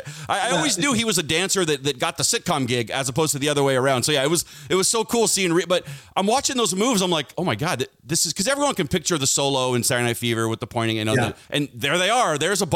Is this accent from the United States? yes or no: yes; Seattle, Washington, United States; I'm from Seattle.